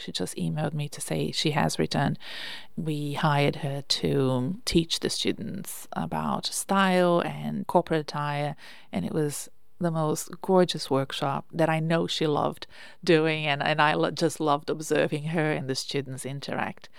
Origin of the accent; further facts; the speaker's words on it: Brazil; English is a second language; I'm Brazilian